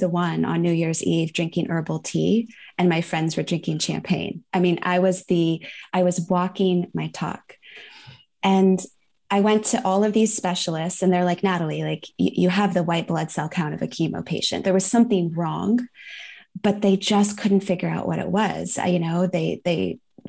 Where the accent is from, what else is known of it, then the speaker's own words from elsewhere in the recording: Northern California, United States; now in San Juan Islands, United States; I was born in Northern California. I currently live in the San Juan Islands, which is right off the coast of Washington State